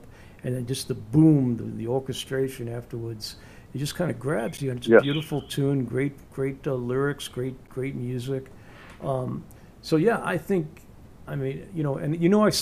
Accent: New York, United States; accent: New York; my New York accent

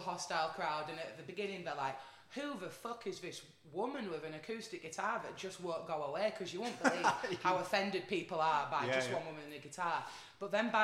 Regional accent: Wakefield, Yorkshire and the Humber, United Kingdom; also born or lived in London; I'm from Wakefield, but when I'm not in the studio or on the road, I tend to split my time between Wakefield and London

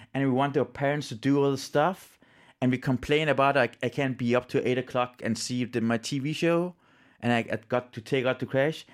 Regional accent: Iran; now in Denmark; I'm from Iran

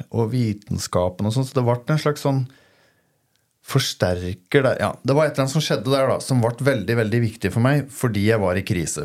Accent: Toten, Innlandet, Norway; hjemme på Toten

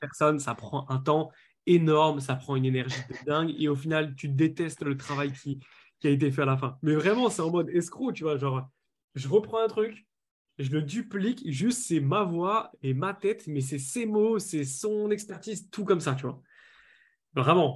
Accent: Lille, Hauts-de-France, France; je suis de Lille.

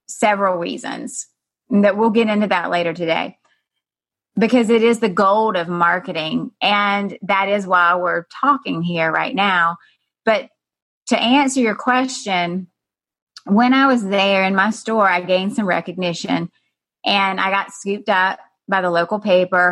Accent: South Georgia, United States; moved away as an adult; also born or lived in San Francisco; I had opened a health food store in the deep south, as you know, Joyce, South Georgia. Mm-hmm. I had moved back to my hometown after being in San Francisco

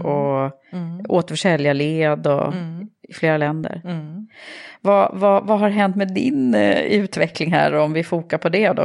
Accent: Järfälla, Stockholm County, Sweden; Jag är uppvuxen i Järfälla, eh, så jag är en förortstjej

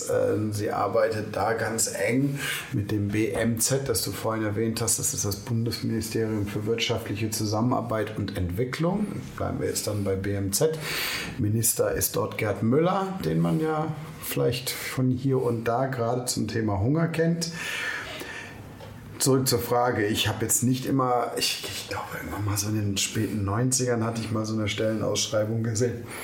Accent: London, United Kingdom; born there; also born or lived in Germany; Ähm, ich bin 72 in London geboren ähm, und studiert habe ich dann in Monum in der Nähe von Heidelberg im Süden Deutschlands.

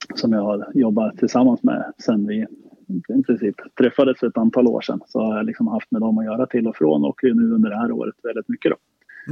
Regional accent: Sala, Västmanland, Sweden; Jag är uppvuxen i Sala, ja. Eh, strax utanför Västerås.

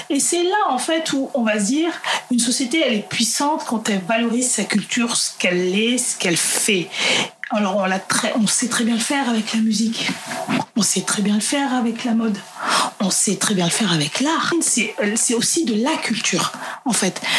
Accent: Central African Republic; dans mon cas, en tant que centrafricaine, si demain je vais en Centrafrique, je sais que je vais trouver des, recettes qui n'ont pas bougé.

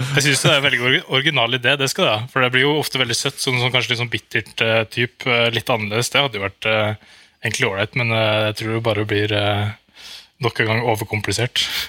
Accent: Norway; moved away as an adult; now in Andorra

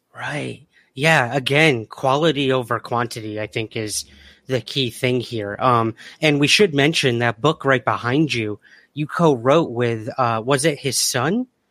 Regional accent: United States; I'm an American

